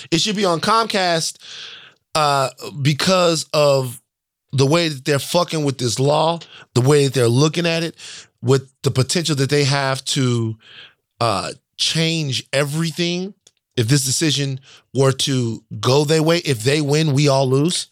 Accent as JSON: {"language": "English", "region": "the South", "country": "United States", "said": "I'm from the South."}